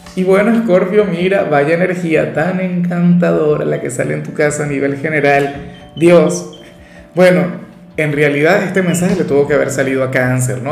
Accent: Venezuela; yo soy de Venezuela

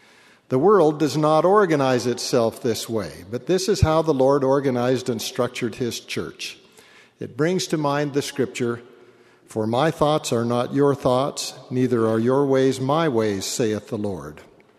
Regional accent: Western Canada, Canada; as a boy growing up in Western Canada.

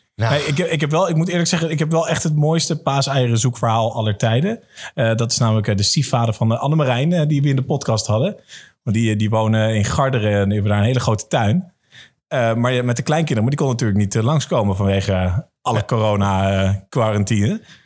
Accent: Amersfoort, Utrecht, Netherlands; voor mij als Amersfoorter

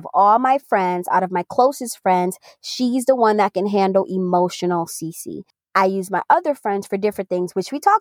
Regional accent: New York, United States; we're from New York and we're also Caribbean

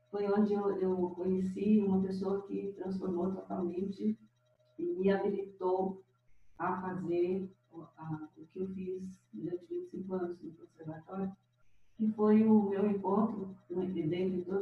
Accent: Sacramento, Minas Gerais, Brazil; also born or lived in Conquista, Minas Gerais / Uberaba, Minas Gerais; Bom, eu sou natural de Pertinho, de Uberaba. Nasci na, na, no município de Sacramento, numa fazenda chamada Fazenda São Manuel

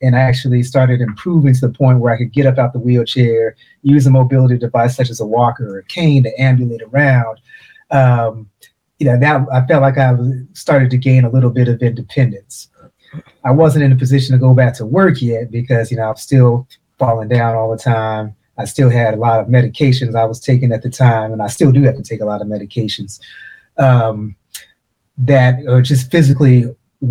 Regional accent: Portland, Oregon, United States; I grew up in Portland, Oregon

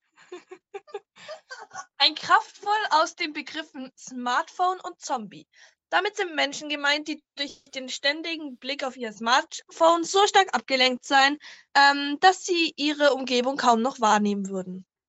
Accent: Bavaria, Germany; moved away; ich komme aus Bayern ursprünglich

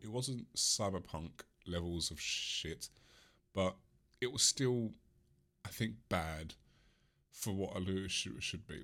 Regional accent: England, United Kingdom; I am English.

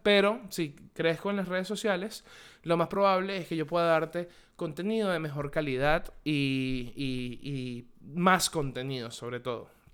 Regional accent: Venezuela; moved away; Desde que yo salí de Venezuela

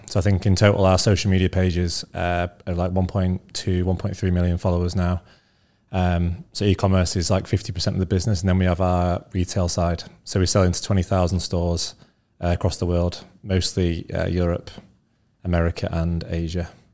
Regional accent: Scunthorpe, Yorkshire and the Humber, United Kingdom; also born or lived in North Leeds; I grew up in uh, a town called Scunthorpe, which is about an hour from Leeds

